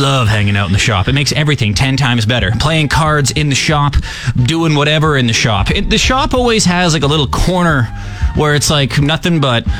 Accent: Saskatchewan, Canada; I am from Saskatchewan.

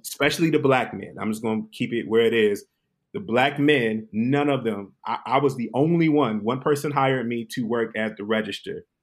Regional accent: Detroit, Michigan, United States; I'm born and raised in Detroit, but my family migrated from South Carolina, Columbia, Newberry

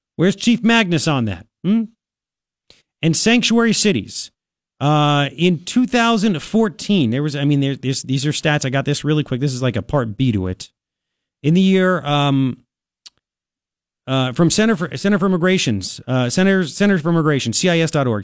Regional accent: New York, United States; moved away as an adult; now in Tucson, United States; I was born here, I'm an American, I'm a New Yorker. I left New York because I couldn't afford this stuff.

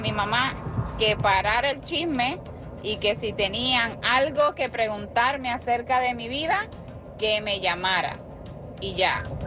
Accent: Puerto Rico; soy de Puerto Rico

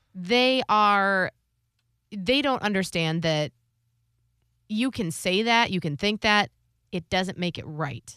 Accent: Ohio, United States; I grew up in in Ohio

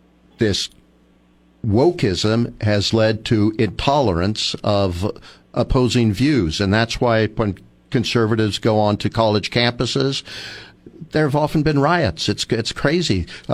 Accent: Marin County, California, United States; I grew up in Marin County

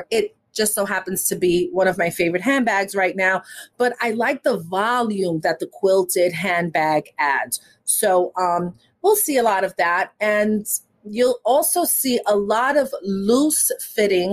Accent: New York, United States; growing up in New York

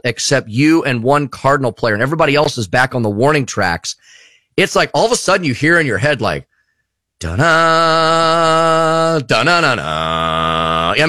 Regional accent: St. Louis, Missouri, United States; moved away as an adult; also born or lived in Eureka, Missouri; now in Springfield, United States; I grew up in St. Louis

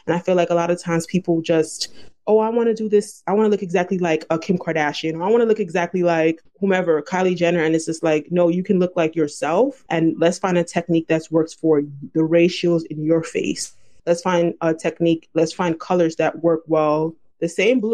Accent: New York City, New York, United States; my family's from Haiti and I was born in Brooklyn, I'm first generation.

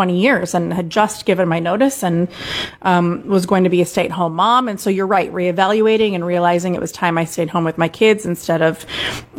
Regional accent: Des Moines, Iowa, United States; moved away; This job offer came through out of seemingly out of nowhere in my hometown, right by my family

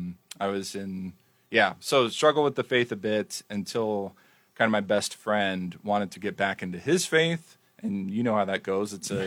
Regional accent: Morse Bluff, Nebraska, United States; I'm originally from outside of a small town, Morse Bluff, Nebraska. It's 130 people.

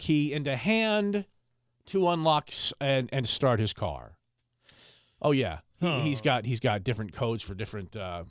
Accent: Philadelphia, Pennsylvania, United States; I'm from Philly. It's like what, everybody in Philly's tough?

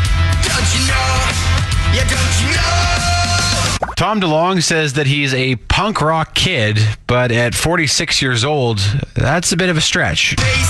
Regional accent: Saskatoon, Saskatchewan, Canada; where I grew up in Saskatoon

